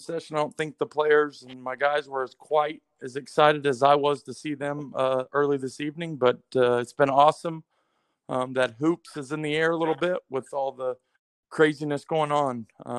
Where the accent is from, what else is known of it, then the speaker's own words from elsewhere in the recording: Oklahoma, United States; moved away as an adult; also born or lived in East Coast; am 40 years old, just turned 40. It's very depressing. I born and raised in Oklahoma in a small town.